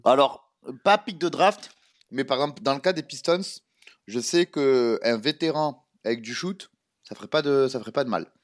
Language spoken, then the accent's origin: French; France; on est des Français